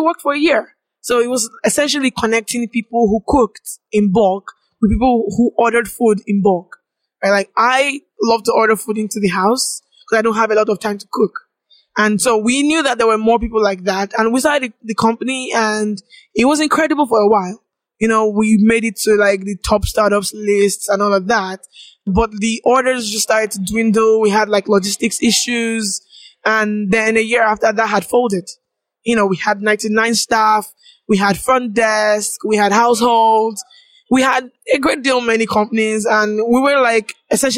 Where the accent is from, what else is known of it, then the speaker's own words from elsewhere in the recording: Ogun State, Nigeria; moved away as an adult; now in Lagos, Nigeria; I grew up in Ogun State, 2 hours away from Lagos